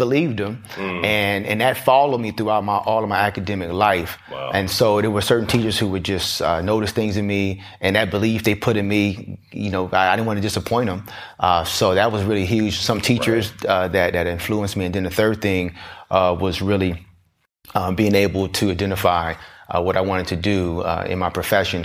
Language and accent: English; Southern California, United States; carefree type of child growing up in SoCal